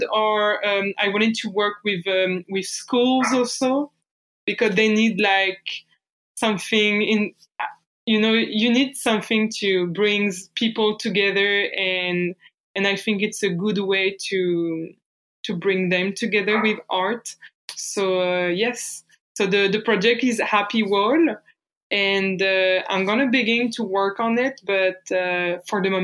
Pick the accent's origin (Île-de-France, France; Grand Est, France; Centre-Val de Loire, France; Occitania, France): Centre-Val de Loire, France; Bourges; accent: French; English is a second language; moved away as an adult; now in Montreal, Canada; I'm French. So I grew up in France.